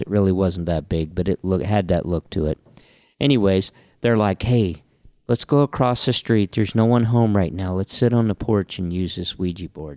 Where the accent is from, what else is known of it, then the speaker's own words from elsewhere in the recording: Homestead, Florida, United States; growing up in Homestead